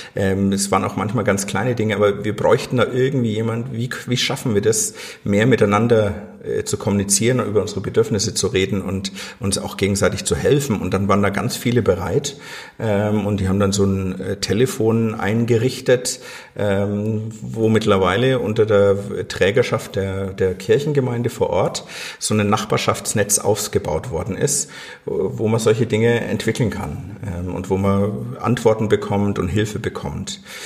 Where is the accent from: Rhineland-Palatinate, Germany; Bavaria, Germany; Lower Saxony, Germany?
Bavaria, Germany; Lower Franconia; also born or lived in Fürth / Crimea; eigentlich bin ich ein Unterfranke